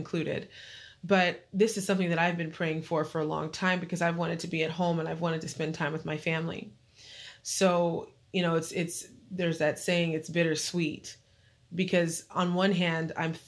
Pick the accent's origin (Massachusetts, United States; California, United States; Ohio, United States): California, United States; Apple Valley; moved away as an adult; now in New Jersey, United States; Apple Valley is where I'm from